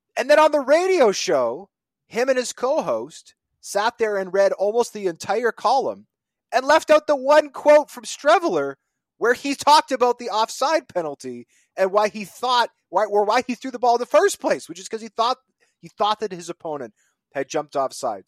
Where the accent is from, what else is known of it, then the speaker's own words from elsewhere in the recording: Manitoba, Canada; I'm from Manitoba.